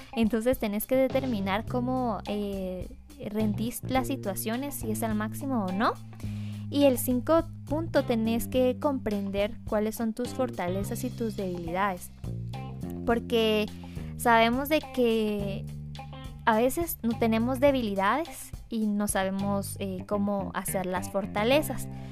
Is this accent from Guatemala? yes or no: yes; Guatemala; soy, soy guatemalteca, soy chapina de corazón